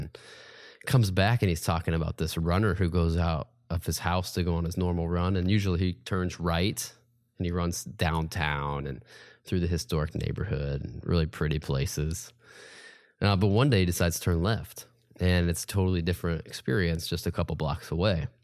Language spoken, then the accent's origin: English; Indianapolis, Indiana, United States; also born or lived in Chicago / Charlotte; now in Evansville, United States; I grew up in Indianapolis area. Um, I finished high school at Castle High School